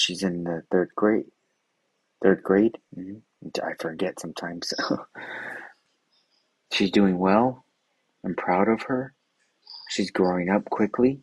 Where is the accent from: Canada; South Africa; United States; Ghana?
United States; Los Angeles, California; I grew up there in South Los Angeles.